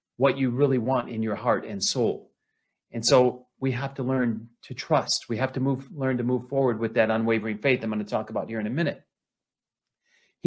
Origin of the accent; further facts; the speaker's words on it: Flint, Michigan, United States; I grew up in Flint, Michigan.